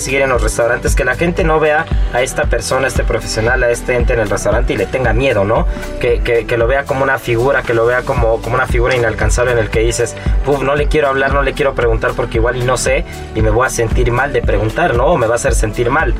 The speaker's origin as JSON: {"language": "Spanish", "country": "Mexico", "said": "como mexicanos"}